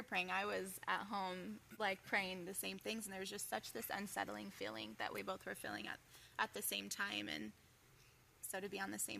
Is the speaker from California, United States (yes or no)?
yes; Los Angeles, California, United States; Southern California my entire life, California girl through and through. I grew up in the San Fernando Valley with my family, my mom and dad, my two brothers, and I lived in a pastor's home my entire life. I'm still living in a pastor's home.